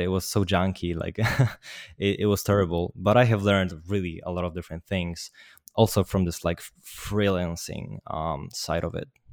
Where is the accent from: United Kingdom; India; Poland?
Poland; I'm from Poland.